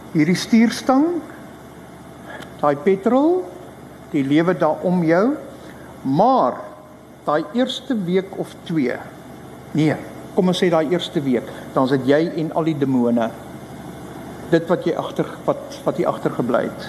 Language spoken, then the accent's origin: Afrikaans; Rooi Els, Western Cape, South Africa; also born or lived in Belgium; ek is van Suid-Afrika